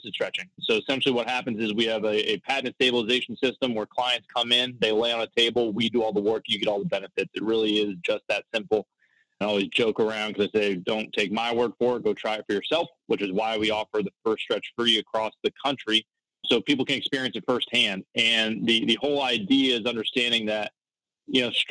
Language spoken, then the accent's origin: English; Florida, United States; I'm actually born and raised in Florida